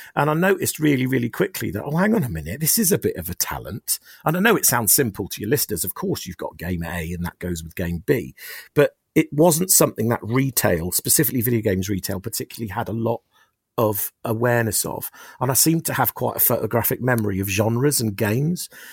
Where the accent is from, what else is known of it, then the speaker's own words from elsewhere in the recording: Oxford, South East England, United Kingdom; we're from Oxford